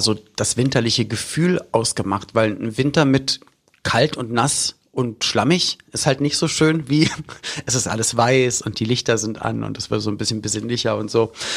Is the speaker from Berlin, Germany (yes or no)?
yes; Berlin, Germany; Ich bin in West-Berlin aufgewachsen, also war in den 90ern jugendlich in West-Berlin